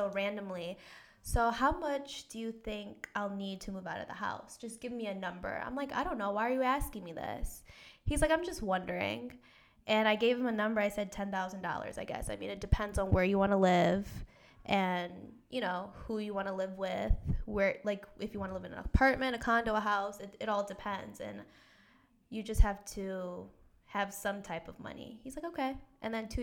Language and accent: English; Detroit, Michigan, United States; moved away as an adult; now in Grand Rapids, United States; I literally came from Detroit 10 minutes ago. So, I was home. Yeah, I usually go home on the weekends